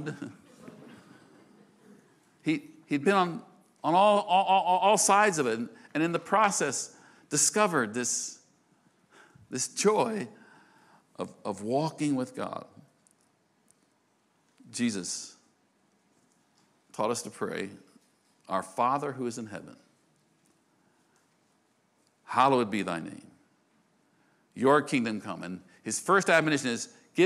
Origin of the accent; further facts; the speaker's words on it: United States; I'm an American